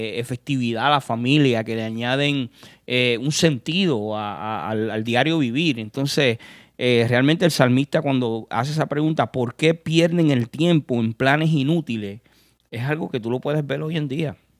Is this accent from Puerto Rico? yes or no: yes; Puerto Rico; yo que soy de Puerto Rico